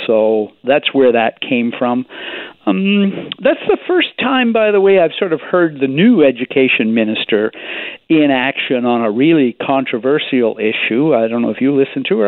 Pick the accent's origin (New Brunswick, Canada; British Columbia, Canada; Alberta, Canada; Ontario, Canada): British Columbia, Canada; Victoria; my hometown newspaper here in Victoria